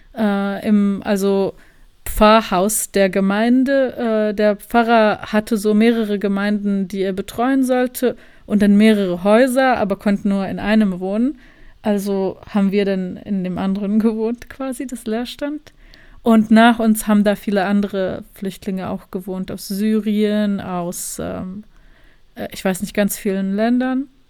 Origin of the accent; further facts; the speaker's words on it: Sarajevo, Federation of Bosnia and Herzegovina, Bosnia & Herzegovina; moved away as an adult; also born or lived in Germany; now in Berlin, Germany; ich bin aus Sarajevo, ich bin jetzt seit zwei Wochen in Berlin